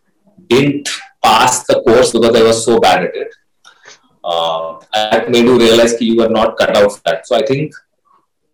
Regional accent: Ranchi, Jharkhand, India; the place that I grew up and I come from, right? I come from Ranchi, which is now Jharkhand, earlier Bihar

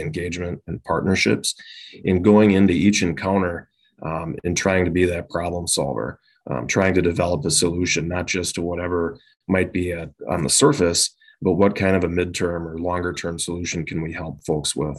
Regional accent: Winona, Minnesota, United States; now in Chaska, United States; was born and raised initially down in Winona, Minnesota

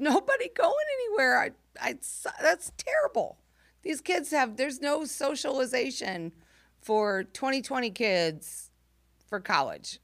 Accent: Camargo, Illinois, United States; moved away; I grew up in Camargo, Illinois

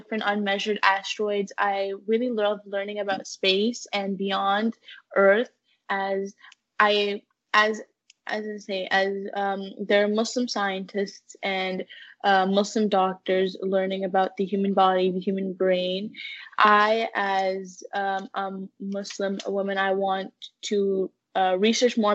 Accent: Connecticut, United States; now in Milton, Canada; I was born in Connecticut

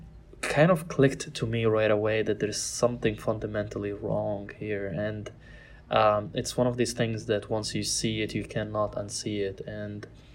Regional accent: Cairo, Cairo Governorate, Egypt; I was born and raised in Cairo

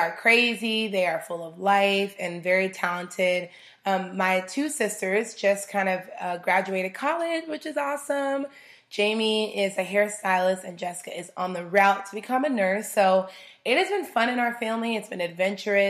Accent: Arizona, United States; also born or lived in Chicago, Illinois; I moved to Arizona when I was about 7 years old

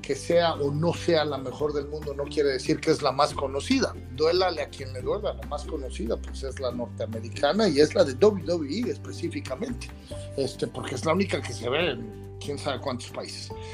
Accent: Mexico; moved away; also born or lived in United States; Born in Mexico, Made in America. Nacido en México, hecho en América

